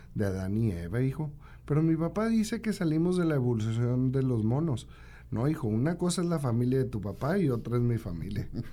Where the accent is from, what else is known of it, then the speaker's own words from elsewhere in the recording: Santiago, Nuevo León, Mexico; Yo soy de Santiago de Nuevo León, vivo allá